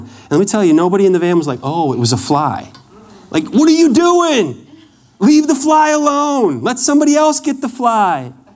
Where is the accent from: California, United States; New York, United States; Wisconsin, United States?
Wisconsin, United States; moved away; I grew up in Wisconsin. When we moved to Wisconsin in 1980